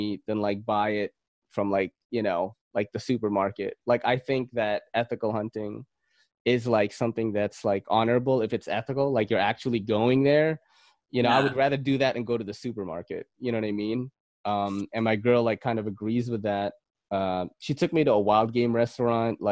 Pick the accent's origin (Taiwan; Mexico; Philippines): Philippines; I'm Filipino.